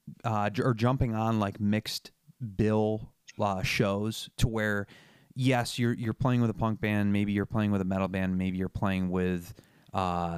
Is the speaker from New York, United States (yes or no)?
yes; Chittenango, New York, United States; I grew up in Chittenango, like Canastota area